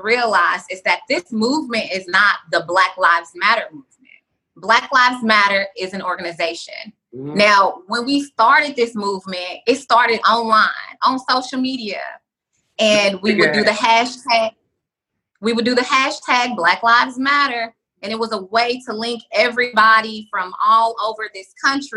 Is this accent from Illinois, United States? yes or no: no; Nashville, Tennessee, United States; also born or lived in Atlanta; now in Los Angeles, United States; I'm from Nashville. I lived in Atlanta before I moved to LA.